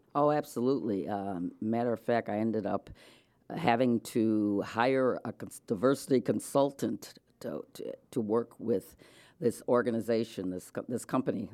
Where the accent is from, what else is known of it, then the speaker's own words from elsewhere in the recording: Rochester, New York, United States; moved away; also born or lived in Delaware / Connecticut; I was born in Rochester, New York, to an Episcopal minister and, uh, a wife